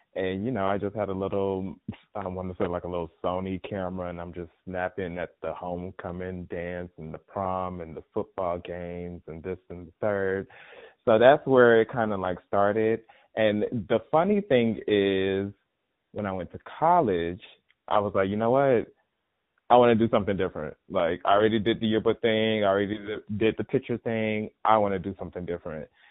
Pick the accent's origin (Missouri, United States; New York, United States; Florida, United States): Florida, United States; Miami; moved away as an adult; also born or lived in Atlanta, Georgia; Originally from born and raised in Miami, Florida